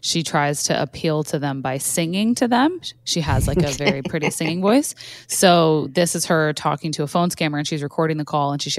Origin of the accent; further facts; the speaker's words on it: Canada; I'm Canadian